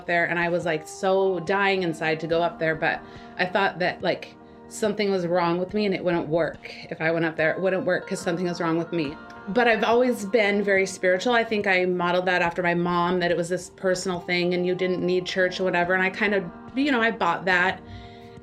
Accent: Tacoma, Washington, United States; I grew up in Tacoma

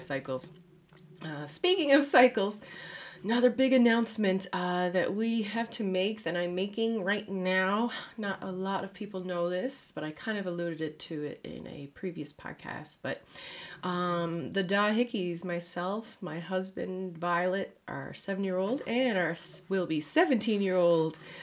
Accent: Newfoundland and Labrador, Canada; moved away as an adult; now in Netherlands; a Newfoundlander and Canadian living in the Netherlands

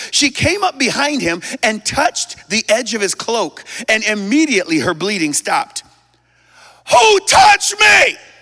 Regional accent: United States; also born or lived in Hong Kong; I'm still American

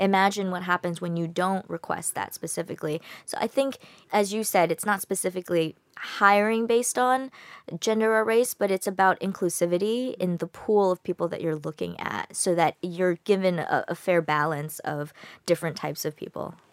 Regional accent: United States; I'm American. I grew up in America

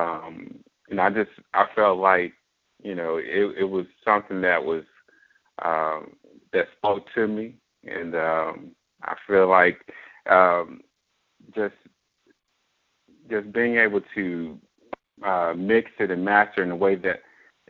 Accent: Fort Worth, Texas, United States; I grew up in Fort Worth all my life, graduated from Dunbar High School

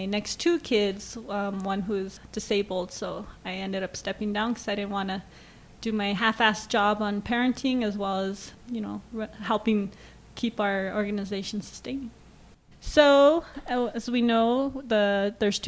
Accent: Albuquerque, New Mexico, United States; I am born and raised native New Mexican and raised by a Chicano father and Mexican mother in the South Valley of Albuquerque.

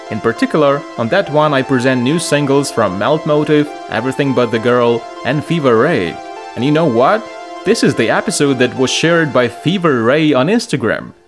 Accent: Lviv, Lviv Oblast, Ukraine; here in Ukraine and my hometown Lviv

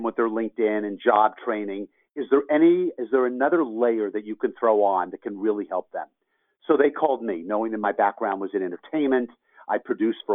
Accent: Los Angeles, California, United States; I'm from Los Angeles, born and raised, and went to USC

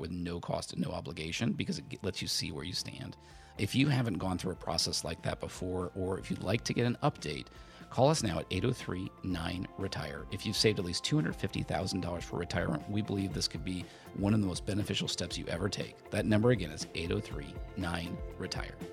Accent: Indiana, United States; I grew up in Indiana

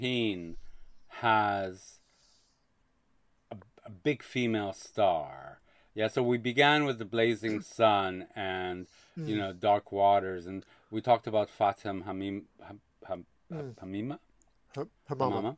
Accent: Quebec, Canada; I grew up in Quebec and we watched French television.

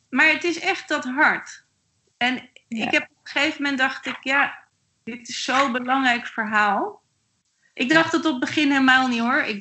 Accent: Netherlands; En dat kunnen wij ook niet hebben als Nederlanders.

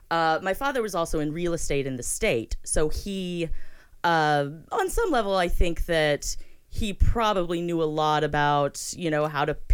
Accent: Florida, United States; born there; So that's correct. I was born in Florida

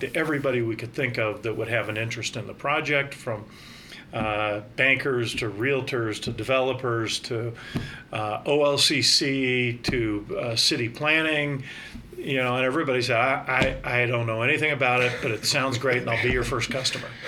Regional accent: Northern California, United States; moved away as an adult; also born or lived in Salt Lake City / Sacramento; now in Bend, United States; I grew up in Northern California

